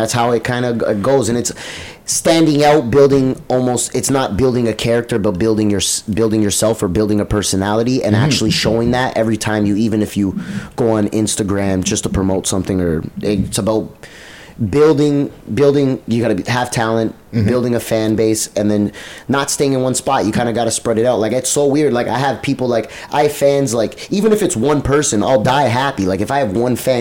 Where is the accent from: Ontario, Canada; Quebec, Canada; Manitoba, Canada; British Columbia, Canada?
Ontario, Canada; Toronto; most of my life, I grew up on Jane and Shepherd